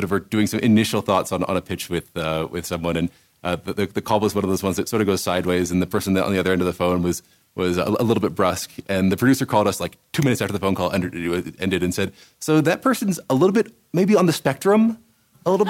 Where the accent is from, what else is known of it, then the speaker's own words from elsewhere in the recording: Washington, District of Columbia, United States; moved away as an adult; also born or lived in Rome, Italy / Hollywood; I grew up in Washington, D.C.